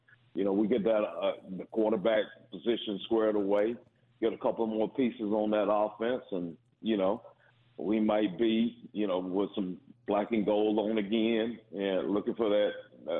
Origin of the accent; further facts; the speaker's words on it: Lawrenceville, Georgia, United States; I was from Lawrenceville.